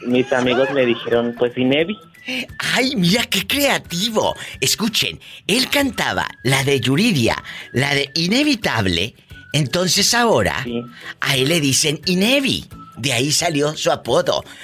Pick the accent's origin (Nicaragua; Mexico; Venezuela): Mexico; San Juan del Río, Querétaro; Vengo de San Juan del Río.